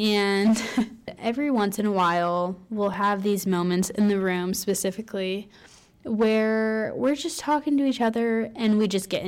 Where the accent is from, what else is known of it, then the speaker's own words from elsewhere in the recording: Cleveland, Ohio, United States; now in California, United States; I am also from Ohio. My biggest personality trait is that I'm from Cleveland.